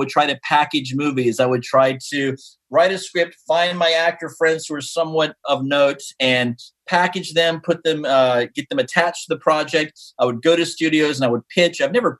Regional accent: East Coast, United States; born there; Also, I was born on the East Coast. I have family in North Carolina and Florida.

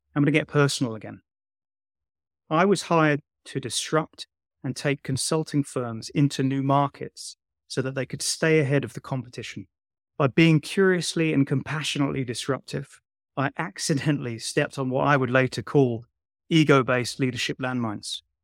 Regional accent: London, United Kingdom; I'm just a poor boy from Shepherd's Bush

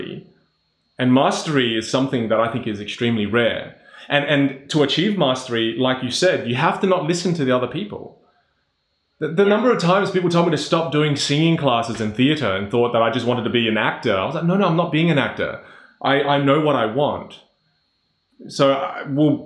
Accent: Australia; as an Australian here all my life

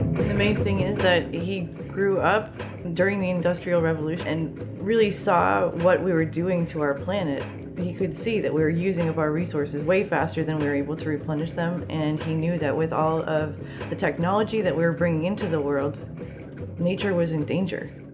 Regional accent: Midwest, United States; moved away; I'm from the Midwest

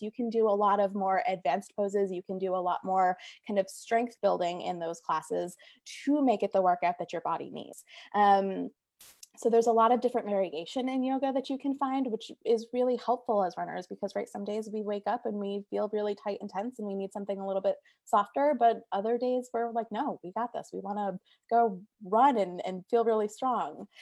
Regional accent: Naugatuck, Connecticut, United States; also born or lived in Stamford, Connecticut; I'm from Connecticut as well. I'm, I'm from the Naugatuck area

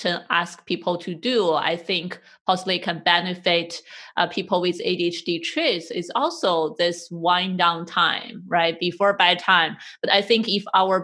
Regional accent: China; moved away; I grew up in Chinese culture and it's our habit to take a nap

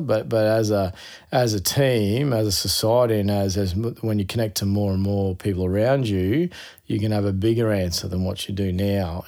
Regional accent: Queensland, Australia; being a Queenslander

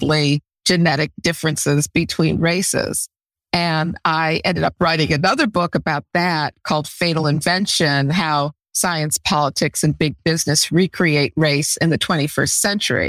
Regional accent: Chicago, Illinois, United States; also born or lived in Egypt / Evanston; I was born in Chicago and grew up in Chicago throughout my elementary school years

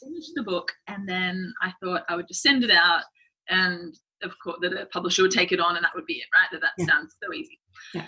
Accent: Sydney, New South Wales, Australia; moved away as an adult; now in New York, United States; I'm from Sydney, Australia. I've just moved to New York at the start of this year.

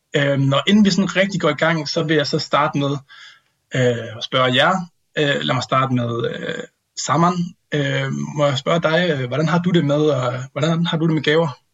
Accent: Vodskov, North Denmark Region, Denmark; moved away; jeg sidder her på øh, juleferie øh, hjemme med mine forældre i Voskov i Nordjylland

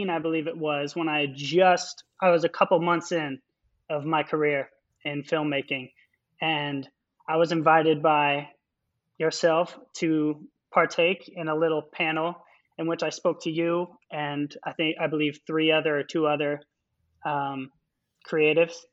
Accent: Spokane, Washington, United States; moved away as an adult; also born or lived in Seattle, Washington / Gonzaga University / Rio de Janeiro, Brazil; now in New York City, United States; based out of New York City and Rio de Janeiro, Brazil. Um, but I'm originally from Washington State, and Spokane, many years ago, right? Spokane, Spokane, yeah, born in Seattle, raised in Spokane.

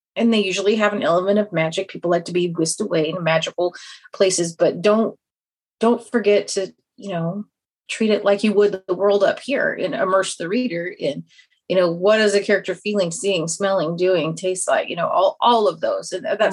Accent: Kansas, United States; accent: Kansas twang; moved away as an adult; now in Austin, United States; I'm originally from Kansas, so I have the nice Kansas twang, but I'm currently in Texas

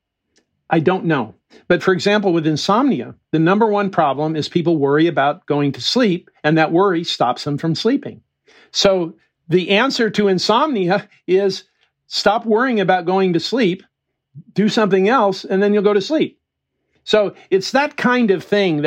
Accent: United States; I grew up in the Mojave Desert.

